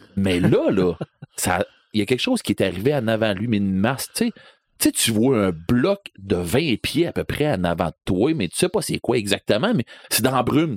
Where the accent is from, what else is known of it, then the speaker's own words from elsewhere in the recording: Rivière-du-Loup, Quebec, Canada; je viens de Rivière-du-Loup